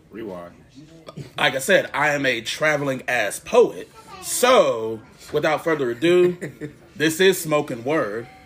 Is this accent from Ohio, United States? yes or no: yes; Columbus, Ohio, United States; Born and raised in Columbus, Ohio.